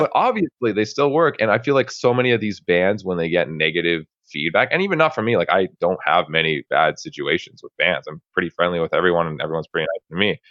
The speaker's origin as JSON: {"language": "English", "country": "Canada", "said": "I'm Canadian"}